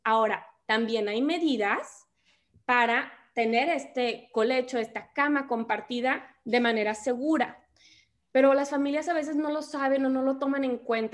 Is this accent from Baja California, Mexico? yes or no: no; Monterrey, Nuevo León, Mexico; soy regia, soy de Monterrey